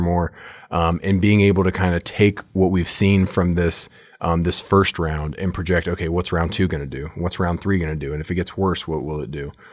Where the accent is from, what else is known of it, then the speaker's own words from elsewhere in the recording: United States; I'm an American